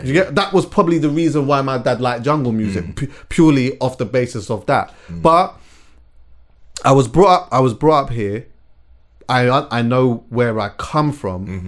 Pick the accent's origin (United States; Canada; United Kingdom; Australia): United Kingdom; England; I was born here though, mm-hmm. and I was brought up here